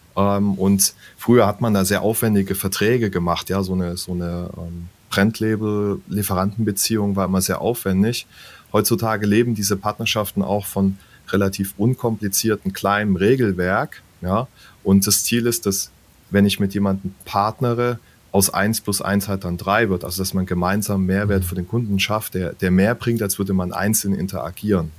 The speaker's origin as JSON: {"language": "German", "town": "Würzburg", "region": "Bavaria", "country": "Germany", "tie": "born or raised there", "said": "meiner Heimatstadt zum Beispiel in mhm. Würzburg"}